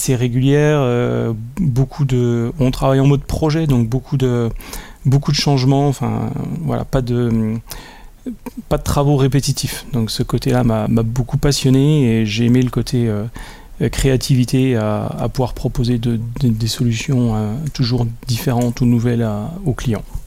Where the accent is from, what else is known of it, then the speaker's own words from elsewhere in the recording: Besançon, Bourgogne-Franche-Comté, France; je viens de Besançon, en Franche-Comté